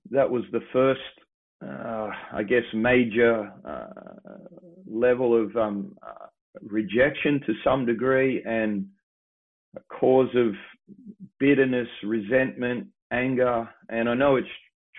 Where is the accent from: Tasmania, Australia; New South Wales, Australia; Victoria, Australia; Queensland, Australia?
New South Wales, Australia; Sydney; I grew up in Sydney, here in Sydney. And pretty much the beachside suburbs, grew up there until I was about 10 years old